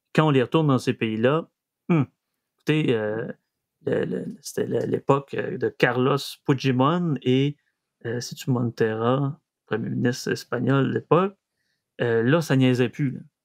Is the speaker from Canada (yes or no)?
yes; Saguenay, Quebec, Canada; accent: Saguenéen; mon accent saguenéen revient euh, au galop